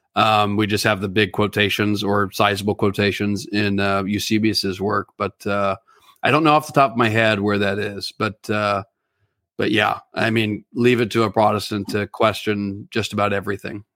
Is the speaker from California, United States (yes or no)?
yes; California, United States; I'm especially from California